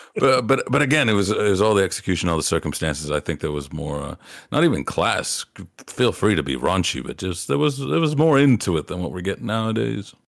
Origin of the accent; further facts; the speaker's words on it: Appalachia, United States; I grew up in Appalachia